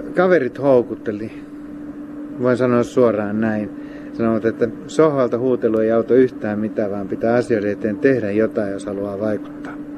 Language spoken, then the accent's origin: Finnish; Lappeenranta, South Karelia, Finland; now in Hamina, Finland; Mä oon Lappeenrannasta kotoisin